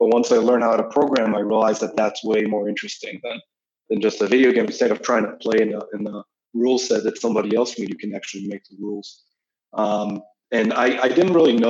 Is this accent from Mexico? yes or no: no; Israel; moved away as an adult; now in New York, United States; I'm originally from Israel. I've been living in New York for a few years now